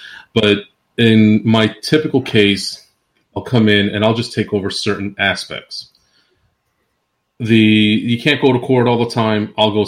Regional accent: Queens, New York, United States; also born or lived in New Jersey / Central Florida; I'm originally I was born in New Jersey. I was raised between Queens, New York, and Central Florida.

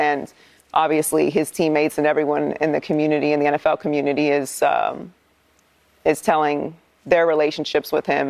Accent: Pittsburgh, Pennsylvania, United States; I grew up in Pittsburgh, was born and raised there.

